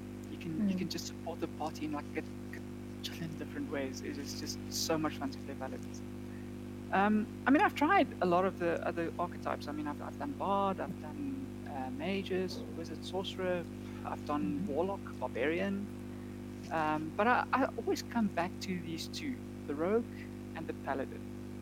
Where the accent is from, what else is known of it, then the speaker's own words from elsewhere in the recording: Namibia; now in South Africa; I came from Namibia, so I mean, obviously the gaming scene there was quite a bit smaller than it is here in South Africa.